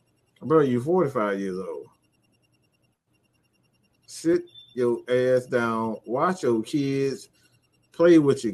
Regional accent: California, United States; I'm from Cali. We don't play that out of Cali.

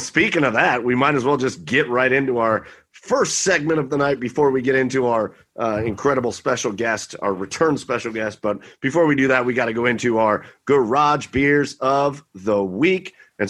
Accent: Cleveland, Ohio, United States; I'm from Cleveland.

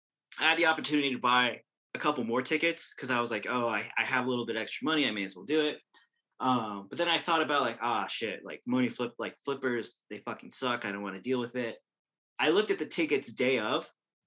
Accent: Wyoming, United States; I grew up in Wyoming

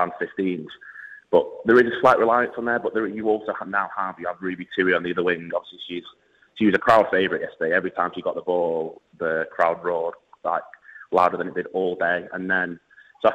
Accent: England, United Kingdom; even for me as an Englishman

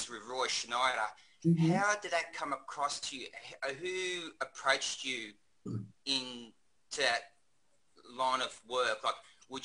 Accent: Australia; I'm from Australia

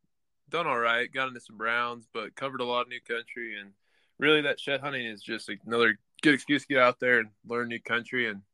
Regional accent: Franktown, Colorado, United States; moved away; also born or lived in Texas / Montana; I'm from Franktown, Colorado, originally. I'm kind of bounced around, been rodeoing since I was 14

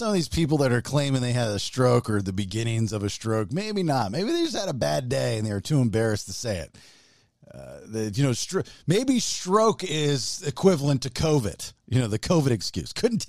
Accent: Baltimore, Maryland, United States; And growing up in Baltimore, you know, Oprah was on the news up there before she became Oprah.

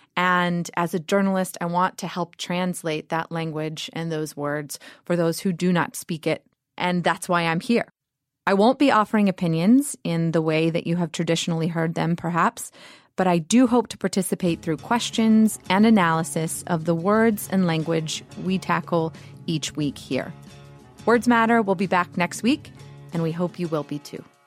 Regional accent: Georgia, United States; I grew up in Georgia, the daughter of an English

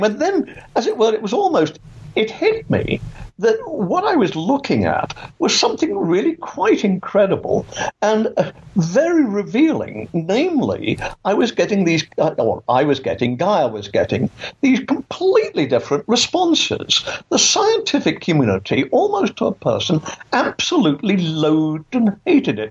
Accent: England, United Kingdom; moved away as an adult; also born or lived in Canada; now in Florida, United States; as you can tell from my accent, I, I was born in England and I grew up there.

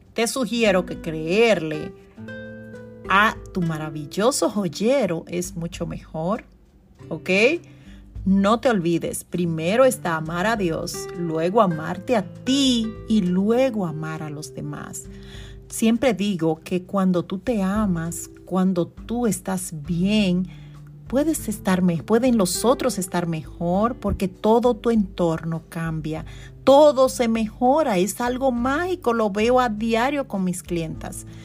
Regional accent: Constanza, La Vega, Dominican Republic; now in New York, United States; en Dominicana, en mi, en mi pueblo natal, Constanza

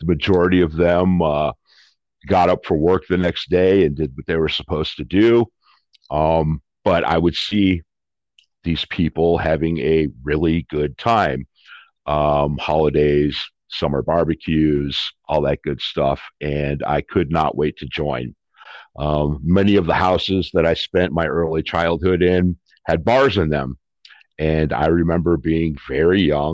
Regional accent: Detroit, Michigan, United States; I was born in Detroit, Michigan in 1967.

